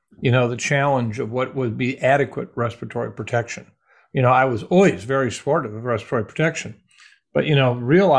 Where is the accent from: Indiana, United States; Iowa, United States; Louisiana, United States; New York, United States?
Iowa, United States; moved away; also born or lived in Minnesota; my hometown Iowa folks